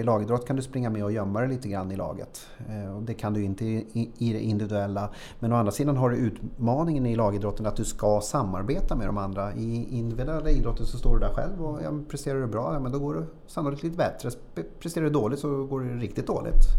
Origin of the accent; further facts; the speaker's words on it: Tyresö, Stockholm County, Sweden; also born or lived in Östbergahöjden; jag föddes i Tyresö mm. så flyttade till Östbergahöjden under ja. några år. Sen flyttade vi tillbaka när jag gick i trean